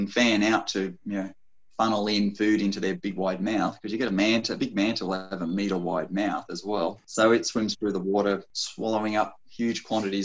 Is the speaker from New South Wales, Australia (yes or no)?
yes; Sydney, New South Wales, Australia; I grew up in Sydney